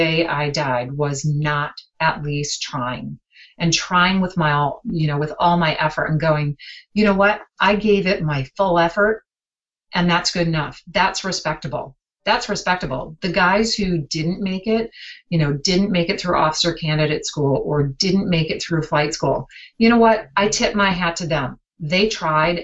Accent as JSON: {"language": "English", "town": "Green Bay", "region": "Wisconsin", "country": "United States", "tie": "born or raised there", "said": "I grew up in Green Bay."}